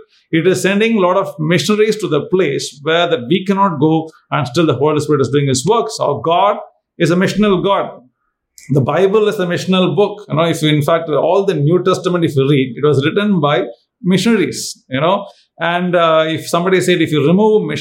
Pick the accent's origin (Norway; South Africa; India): India; I'm from India.